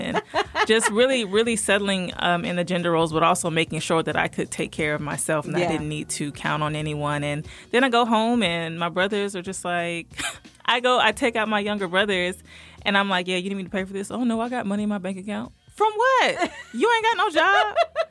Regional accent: Virginia, United States; born there; also born or lived in Georgia; now in Covington, United States; I was born in Virginia, stayed there for a while, moved around the South, but I settled here in Georgia, in a small city in Covington.

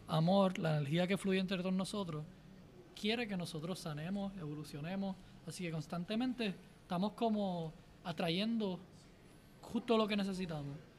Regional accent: Puerto Rico; una pasión bien grande por Puerto Rico y la naturaleza y la belleza y, y mi tierra y mi gente

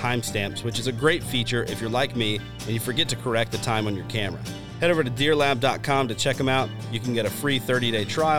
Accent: Deep South, United States; I grew up hunting in the Deep South, like I've said before.

